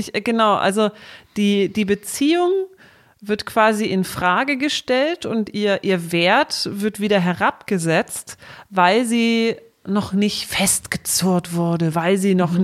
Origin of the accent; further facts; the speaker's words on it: Southern Germany, Germany; moved away; ich komme ja aus mhm. Süddeutschland, bei meinen Eltern